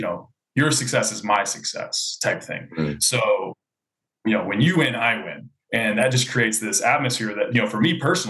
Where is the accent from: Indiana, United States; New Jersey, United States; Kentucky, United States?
Kentucky, United States; Louisville; I'm from Louisville, Kentucky